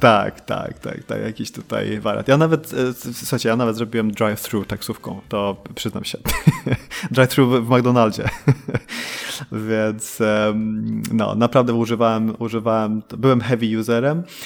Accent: Sweden; moved away as an adult; now in Poland; ja się urodziłem w Polsce, to 83 e, i my w 85 wyprowadziliśmy się do Szwecji, tam dorastałem.

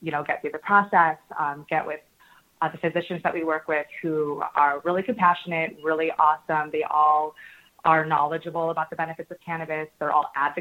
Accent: Michigan, United States; also born or lived in Los Angeles; now in Chicago, United States; I'm from Michigan

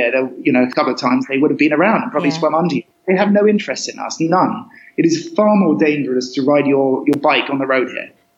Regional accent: Cambridge, East of England, United Kingdom; moved away as an adult; also born or lived in Costa Rica; I was brought up in Cambridge, so kind of landlocked

